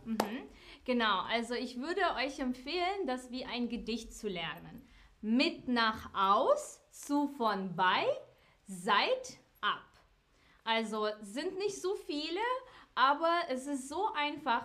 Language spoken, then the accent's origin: German; Ukraine; German is a second language; now in Frankfurt, Germany; Ursprünglich komme ich aus der Ukraine